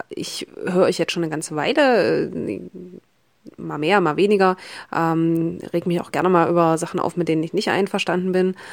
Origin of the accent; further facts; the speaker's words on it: Saxony-Anhalt, Germany; ich komme aus Sachsen-Anhalt, ähm, kleinere Stadt Sachsen-Anhalt.